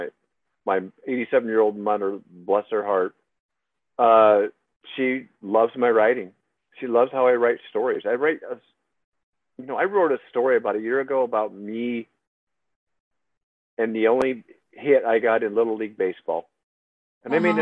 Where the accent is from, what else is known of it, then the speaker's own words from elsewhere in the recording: by Fort Dodge, Iowa, United States; I grew up in Iowa, small town, about 400 people